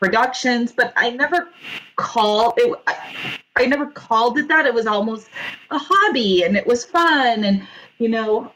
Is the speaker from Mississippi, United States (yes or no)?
no; Orange County, Southern California, United States; also born or lived in New York; I did actually most of my growing up in Southern California in Orange County.